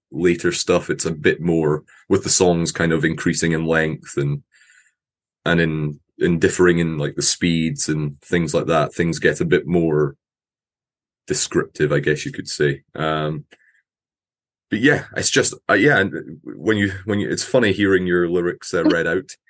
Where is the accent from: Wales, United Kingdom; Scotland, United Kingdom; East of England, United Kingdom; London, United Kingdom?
Scotland, United Kingdom; accent: Scottish; I'm from Scotland